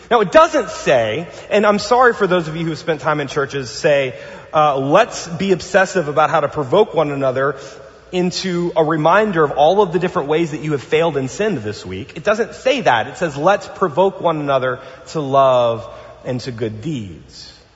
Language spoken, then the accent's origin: English; New Orleans, Louisiana, United States; now in Pasadena, United States; I'm from New Orleans